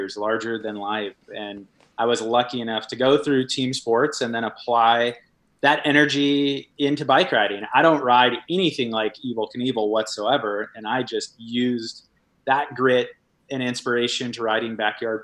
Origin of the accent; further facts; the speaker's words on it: Washington, United States; moved away; also born or lived in Hawaii; I grew up in Washington